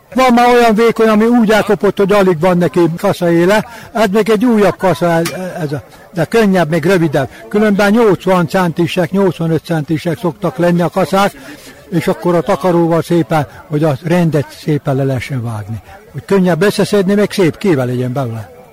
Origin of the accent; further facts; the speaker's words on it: Senta, Vojvodina, Serbia; Mi Zentáról vagyunk